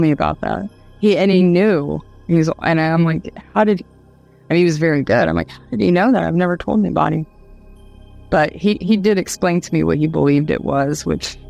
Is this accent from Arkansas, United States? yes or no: no; Dayton, Ohio, United States; also born or lived in Austin, Texas; now in Australia; the whole area that I grew up in Dayton